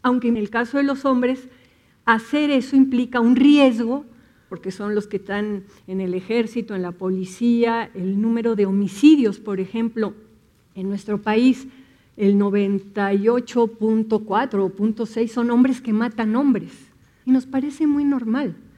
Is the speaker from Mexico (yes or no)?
yes; Mexico; Nos han educado, la cultura mexicana está entretejida con la religión católica, ¿no? Y tenemos muchas ideas que tienen que ver con creencias religiosas